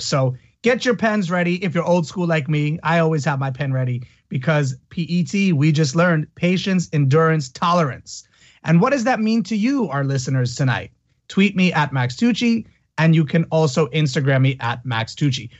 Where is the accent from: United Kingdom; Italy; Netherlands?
Italy; moved away; I grew up in Italy as well